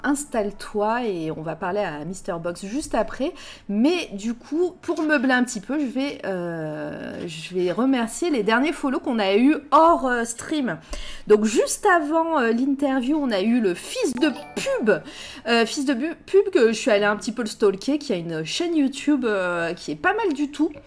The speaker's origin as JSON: {"language": "French", "town": "Clermont-Ferrand", "region": "Auvergne-Rhône-Alpes", "country": "France", "said": "avec Candy, en fait, on vient de Clermont-Ferrand"}